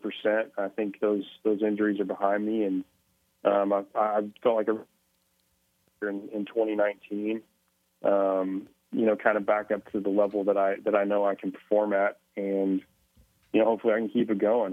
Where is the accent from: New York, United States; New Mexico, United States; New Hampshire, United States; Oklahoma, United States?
Oklahoma, United States; Mustang; moved away; also born or lived in Minnesota; growing up in Mustang, I'm sure it's it's it's similar all over Oklahoma